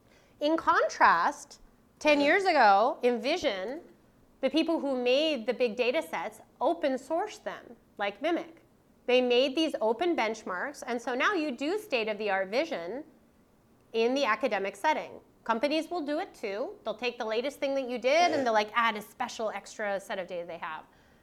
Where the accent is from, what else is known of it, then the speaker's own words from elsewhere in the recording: Canada; It doesn't matter that I'm a Canadian professor sitting in a Canadian university training Canadian graduate students.